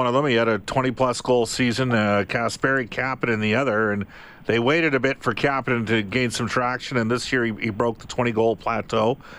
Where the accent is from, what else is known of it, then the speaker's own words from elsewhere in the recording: Edmonton, Alberta, Canada; because I'm from Edmonton and the Oilers were my team.